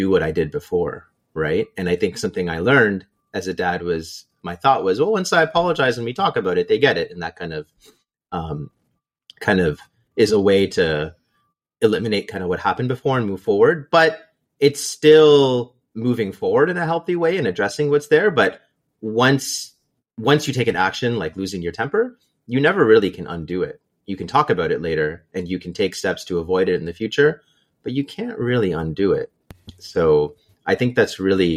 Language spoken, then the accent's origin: English; Canada; moved away as an adult; also born or lived in Waterloo; now in Seattle, United States; I'm still Canadian. I still have a network. Canada's still home.